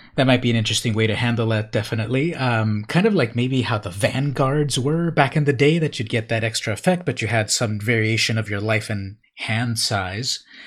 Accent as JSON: {"language": "English", "town": "Imperial Beach", "region": "California", "country": "United States", "tie": "born or raised there", "said": "I grew up in Imperial Beach, California"}